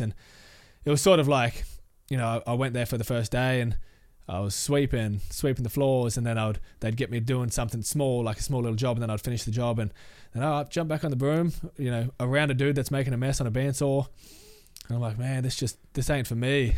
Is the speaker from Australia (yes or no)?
yes; Logan City, Queensland, Australia; I grew up in Logan City